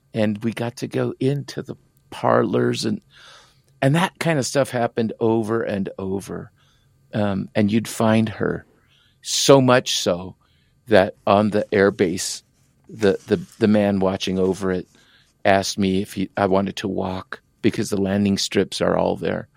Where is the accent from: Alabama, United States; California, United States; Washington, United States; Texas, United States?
California, United States; San Diego; accent: strong Tijuana accent; also born or lived in Tijuana, Mexico; the barrio I grew up in, of course I was born in Tijuana, but you know, we, we settled in Southeast San Diego